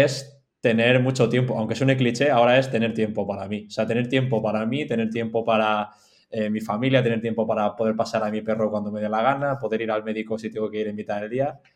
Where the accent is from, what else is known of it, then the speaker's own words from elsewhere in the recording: Mallorca, Balearic Islands, Spain; also born or lived in Madrid; estoy en Mallorca ahora mismo, soy de Mallorca, una isla en la costa este de España